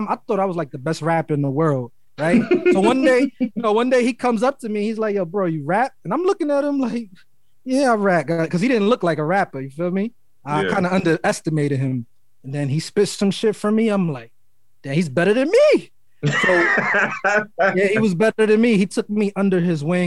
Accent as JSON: {"language": "English", "town": "New York City", "region": "New York", "country": "United States", "tie": "born or raised there", "said": "And I'm from Harlem. I was born in Harlem. I was raised in Brooklyn. I was always back and forth"}